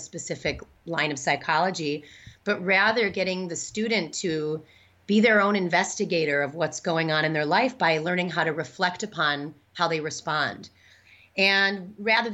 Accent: Midwest, United States; moved away as an adult; also born or lived in Chicago / New York City; now in Madison, United States; I grew up in the Midwest, but I spent all of my adult life in New York

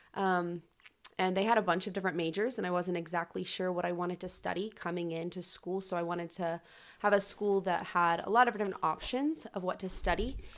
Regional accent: Charlotte, North Carolina, United States; moved away as an adult; now in Lynchburg, United States; I am from Charlotte, North Carolina.

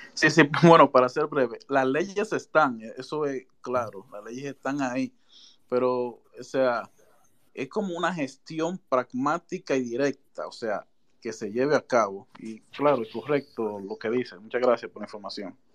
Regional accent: Santiago de los Caballeros, Santiago, Dominican Republic; yo soy de Santiago

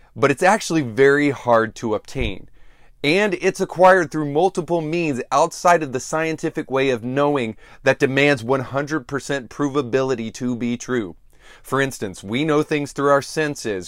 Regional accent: United States; me growing up in America

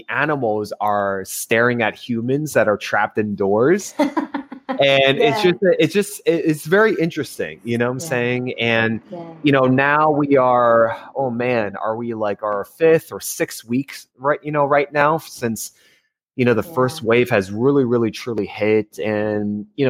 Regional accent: New Jersey, United States; now in Los Angeles, United States; I'm originally from New Jersey

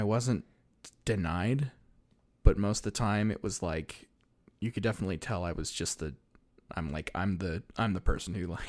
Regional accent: Salt Lake City, Utah, United States; born there; I was born in Salt Lake City.

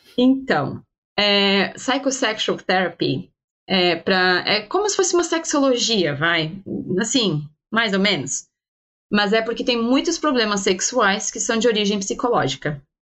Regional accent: Brazil; moved away as an adult; also born or lived in Portugal; now in London, United Kingdom; não dava mais pra gente viver longe e que era pra voltar pro Brasil

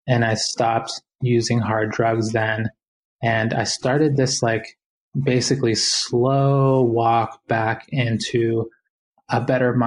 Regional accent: Boston, Massachusetts, United States; growing up in Boston, I was one of many, many Latinx families that made that trip to the United States

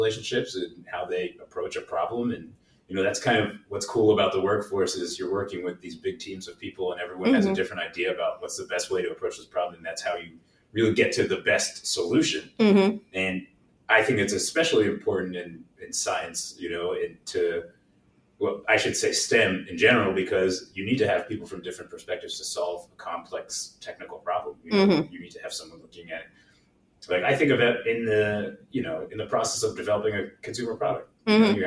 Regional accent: New Jersey, United States; also born or lived in New York / Pennsylvania; I grew up in New Jersey, lived here pretty much my whole life. I was born in New York, but lived in New Jersey pretty much my whole life.

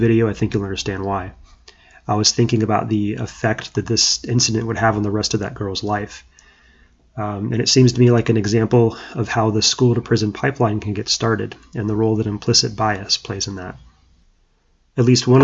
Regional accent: Orlando, Florida, United States; my hometown of Orlando, Florida

